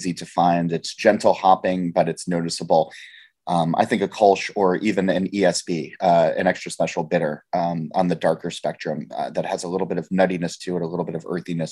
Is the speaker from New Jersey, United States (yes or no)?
yes; New Jersey, United States; I'm from Jersey